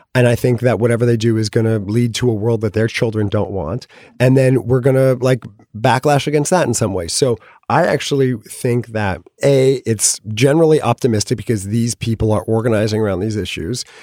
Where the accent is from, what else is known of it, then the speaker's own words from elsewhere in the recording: California, United States; I'm from California